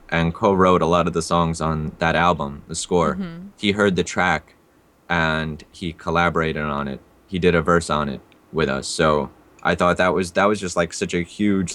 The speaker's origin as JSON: {"language": "English", "town": "New York City", "region": "New York", "country": "United States", "tie": "born or raised there", "also_born_or_lived": "Russia / India", "said": "growing up in the Bronx"}